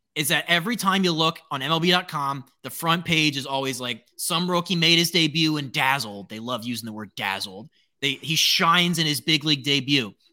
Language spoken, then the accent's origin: English; Baltimore, Maryland, United States; I'm from Baltimore.